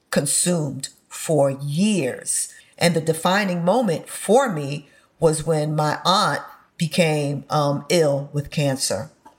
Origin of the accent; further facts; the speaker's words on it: Bronx, New York, United States; So I did grow up eating a lot of highly processed foods.